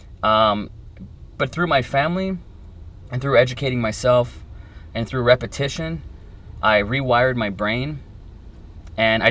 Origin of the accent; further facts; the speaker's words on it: Donna, Texas, United States; moved away as an adult; also born or lived in Tulsa, Oklahoma / Dallas, Texas; now in Austin, United States; I lived in Donna, Texas my entire life. You know, I was born in Tulsa, Oklahoma. I moved to Dallas, Texas. I moved to Donna when I was 6 years old. And pretty much stayed there until I was 28